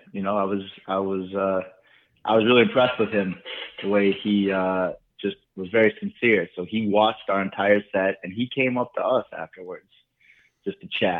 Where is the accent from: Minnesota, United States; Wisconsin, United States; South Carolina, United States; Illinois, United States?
Minnesota, United States; St. Paul; now in New York City, United States; I came from St. Paul, Minnesota, technically.